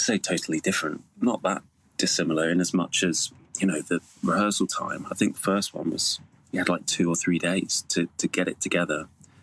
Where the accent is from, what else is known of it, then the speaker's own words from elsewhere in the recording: Cornwall, South West England, United Kingdom; I grew up in Cornwall